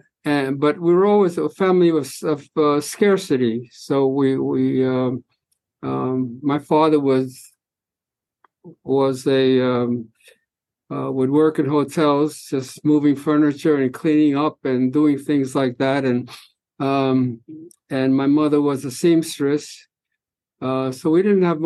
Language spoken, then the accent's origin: English; New York City, New York, United States; first language Spanish; English is a second language; moved away as an adult; also born or lived in Topeka, Kansas / Philadelphia; I was born in Spanish Harlem, but my parents moved to Black Harlem very, very early in my life.